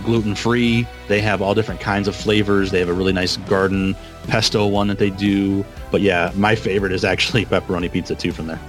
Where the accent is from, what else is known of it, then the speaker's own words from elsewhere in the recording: Vicksburg, Michigan, United States; where I'm from, my hometown of Vicksburg.